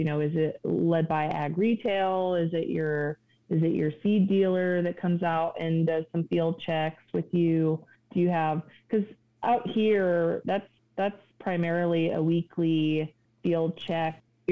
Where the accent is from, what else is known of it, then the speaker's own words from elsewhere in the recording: Kansas, United States; also born or lived in Nebraska; growing up in Kansas